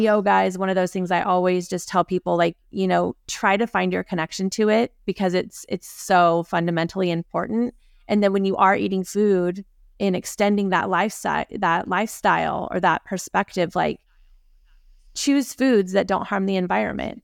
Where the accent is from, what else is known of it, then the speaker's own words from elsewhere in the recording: Aptos, California, United States; I grew up in, in Aptos